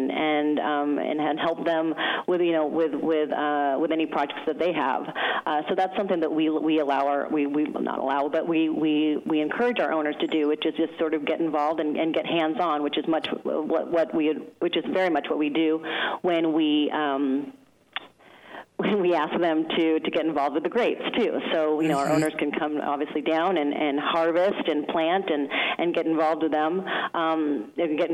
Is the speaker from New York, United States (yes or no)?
no; Seattle, Washington, United States; moved away as an adult; now in Mendoza, Argentina; I'm originally from Seattle, Washington